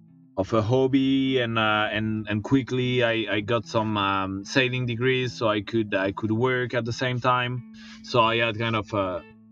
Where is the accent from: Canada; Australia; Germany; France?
France; English is a second language; also born or lived in Montpellier, France; I'm from France. I grew up in the Pyrenees, which is in the south of France.